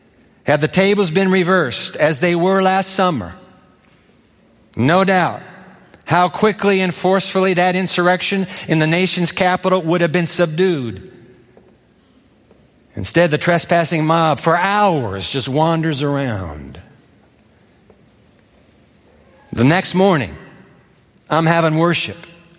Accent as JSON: {"language": "English", "region": "Tokyo", "country": "Japan", "tie": "born or raised there", "said": "I was born in Tokyo, grew up in Japan."}